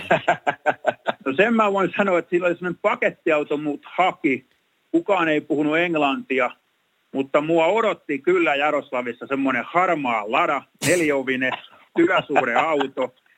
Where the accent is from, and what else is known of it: Tampere, Pirkanmaa, Finland; born or raised there